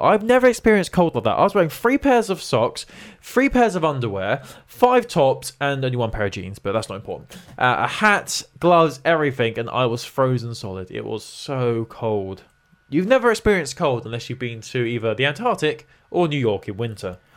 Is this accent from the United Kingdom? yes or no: yes; England, United Kingdom; We're English